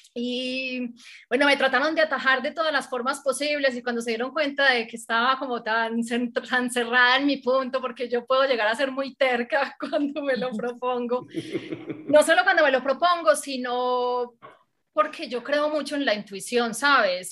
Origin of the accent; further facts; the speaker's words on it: Medellín, Antioquia, Colombia; pasé por todos los medios de comunicación de aquí de Medellín, pues como se habrán dado cuenta, soy paisa